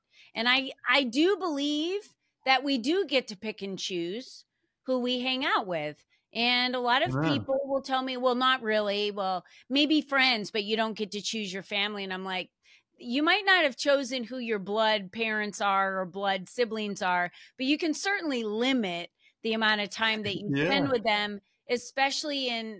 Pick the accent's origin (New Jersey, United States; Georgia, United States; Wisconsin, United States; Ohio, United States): New Jersey, United States; moved away; And so this has been my home, but I'm originally from the East Coast. I moved out here from New Jersey.